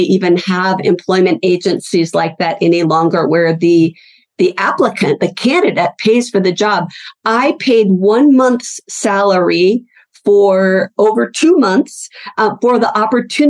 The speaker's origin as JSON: {"language": "English", "region": "Pacific Northwest", "country": "United States", "tie": "born or raised there", "also_born_or_lived": "Salt Lake City, Utah", "moved": "as an adult", "said": "I moved from the Pacific Northwest, which is where I grew up, to Salt Lake City, Utah"}